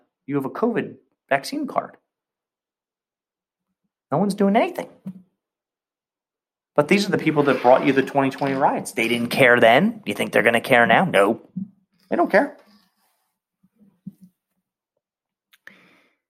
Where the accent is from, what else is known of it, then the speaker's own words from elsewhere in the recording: United States; I don't live in China. I don't live in Cuba. I'm an American